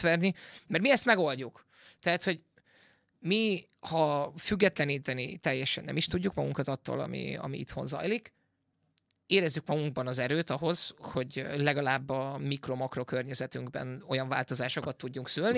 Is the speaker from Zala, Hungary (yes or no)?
no; Veszprém, Veszprém County, Hungary; moved away as an adult; also born or lived in England; Angliába költöztem, és aztán pedig azon elköltöztem Veszprémből, ahogy hazajöttem